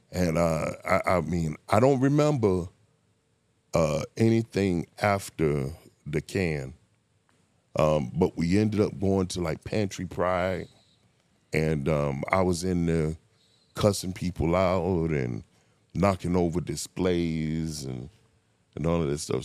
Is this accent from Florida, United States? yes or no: yes; Miami, Florida, United States; I grew up in Miami